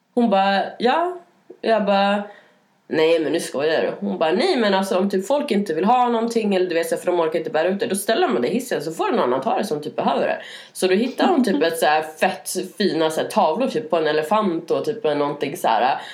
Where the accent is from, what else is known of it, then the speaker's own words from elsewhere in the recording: Norrland, Sweden; now in Stockholm, Sweden; jag kommer från Norrland